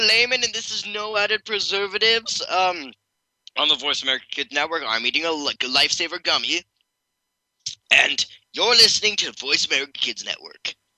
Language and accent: English; Canada; I am Canadian